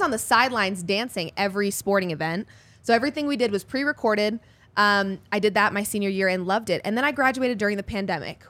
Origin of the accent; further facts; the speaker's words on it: Denver, Colorado, United States; also born or lived in Fort Worth, Texas; Denver, born and raised